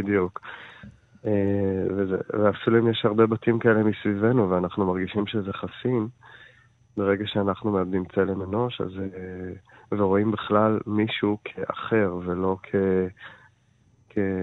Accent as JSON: {"language": "Hebrew", "country": "Israel", "also_born_or_lived": "Jaffa / Jerusalem"}